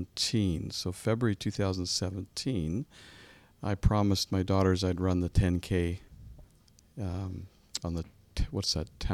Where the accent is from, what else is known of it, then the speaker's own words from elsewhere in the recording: Ottawa, Ontario, Canada; also born or lived in Manotick; I grew up in Ottawa.